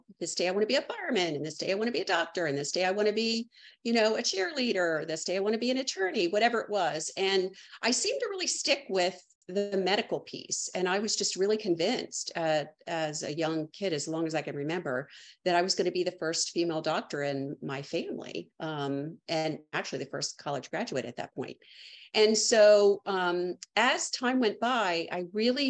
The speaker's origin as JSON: {"language": "English", "region": "Maryland", "country": "United States", "tie": "born or raised there", "moved": "as an adult", "lives_now": "Charleston, United States", "said": "I'm a lifelong native Marylander that just recently moved"}